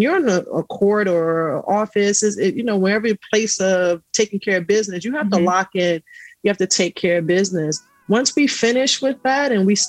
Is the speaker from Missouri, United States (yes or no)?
no; New York City, New York, United States; I grew up in Astoria housing projects